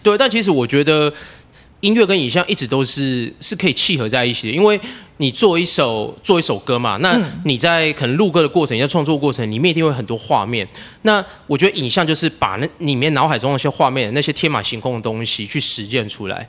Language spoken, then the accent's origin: Chinese; Yilan County, Taiwan; accent: Yilan Zhangzhou accent; moved away as an adult; now in Taipei, Taiwan; 我们宜兰人有一种愧，那种气，就是会觉得要帮家乡争光，要为自己的家乡骄傲